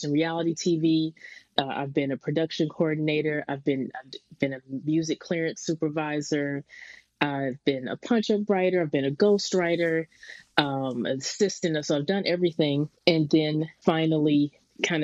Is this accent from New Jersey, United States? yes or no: no; Stone Mountain, Georgia, United States; moved away; also born or lived in Lithonia, Georgia / Boston; I'm born and raised in Stone Mountain / Lithonia, Georgia, kind of split growing up between those two towns right outside of Atlanta